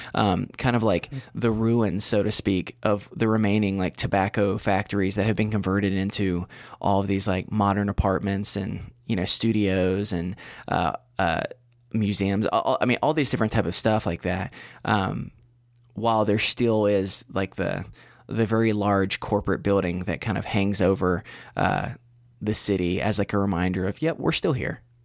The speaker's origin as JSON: {"language": "English", "region": "Western North Carolina", "country": "United States", "tie": "born or raised there", "said": "back probably like thirty or so minutes from my hometown."}